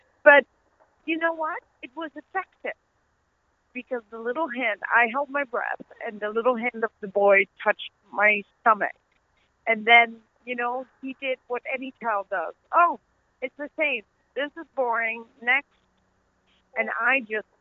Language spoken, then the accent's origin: English; Netherlands; accent: Dutch; also born or lived in Pakistan; now in United States; my Dutch accent